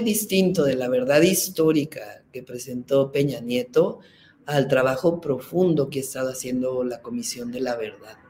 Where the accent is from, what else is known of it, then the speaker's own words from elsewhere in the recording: Mexico City, Mexico; nací en la Ciudad de México